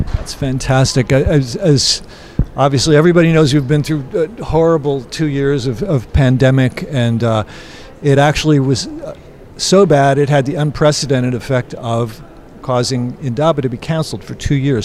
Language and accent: English; United States; as an American